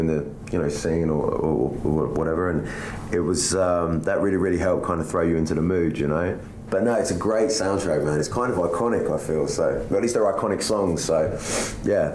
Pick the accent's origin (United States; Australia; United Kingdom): United Kingdom; England; I'm English